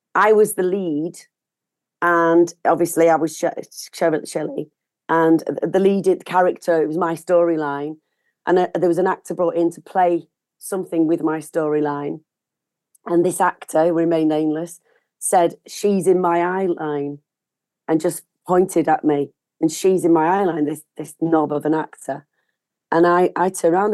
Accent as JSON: {"language": "English", "town": "Manchester", "region": "North West England", "country": "United Kingdom", "said": "I'm from Gorton, which is, you know, East Manchester"}